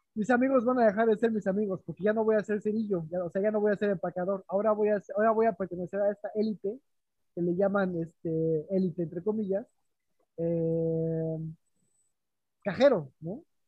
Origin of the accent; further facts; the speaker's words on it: Mexico; moved away as an adult; now in Berlin, Germany; de México